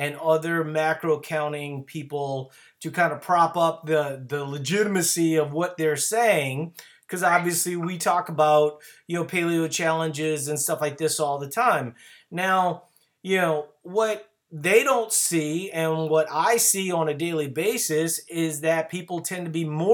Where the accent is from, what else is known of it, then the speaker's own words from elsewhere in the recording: Louisiana, United States; now in Minnesota, United States; I live in Minnesota, but no, I'm originally from Louisiana